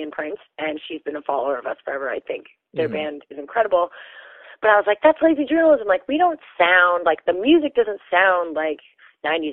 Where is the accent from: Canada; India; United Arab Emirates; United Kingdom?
Canada; North Vancouver, British Columbia; also born or lived in Netherlands; Born in North Van, and I grew up there